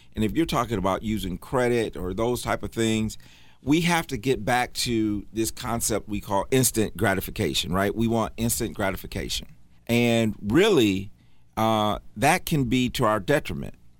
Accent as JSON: {"language": "English", "region": "Michigan", "country": "United States", "moved": "yes", "lives_now": "Charlotte, United States", "said": "I'm from Michigan"}